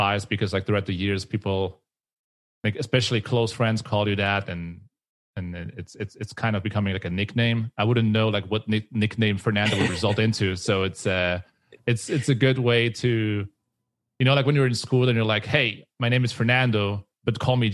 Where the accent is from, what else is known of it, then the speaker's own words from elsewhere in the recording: Switzerland; I am from Switzerland